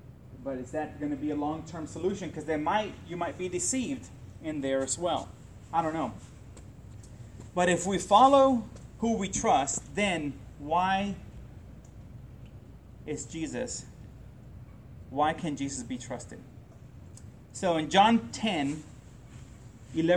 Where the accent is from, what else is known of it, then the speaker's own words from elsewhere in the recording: Puerto Rico; I grew up in Puerto Rico